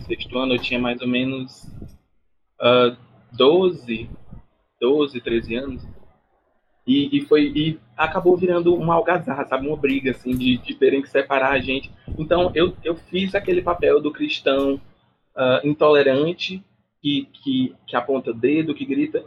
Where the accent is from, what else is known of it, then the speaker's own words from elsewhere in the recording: Brazil; eu sou brasileiro